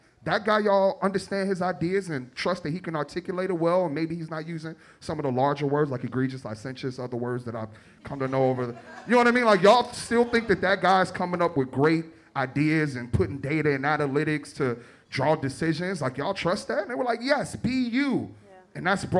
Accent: Chicago, Illinois, United States; accent: Chicago; moved away as an adult; also born or lived in New York; now in San Francisco, United States; I'm this guy from the west side of Chicago that went to this predominantly white institution, that Pleasant Fraternity, that moved to New York, that's now in San Francisco.

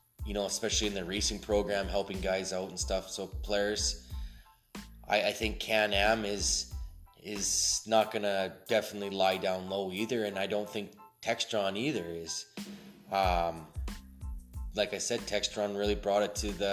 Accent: Alberta, Canada; I'm actually from Canada. I've been here all my life.

